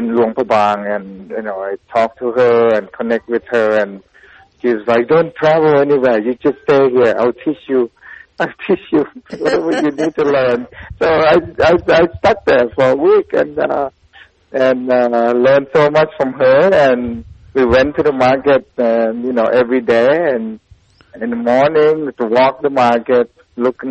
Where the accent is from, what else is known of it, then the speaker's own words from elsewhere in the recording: Thailand; now in Pittsburgh, United States; growing up in Thailand, Lao food is just part of the conversation at the table.